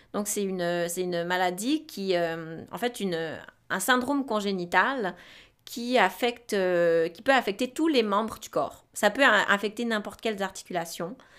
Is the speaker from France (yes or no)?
no; Romandy, Switzerland; moved away as an adult; now in Quebec, Canada; je suis née en Suisse. Euh, j'ai fait en Suisse un, bac en travail social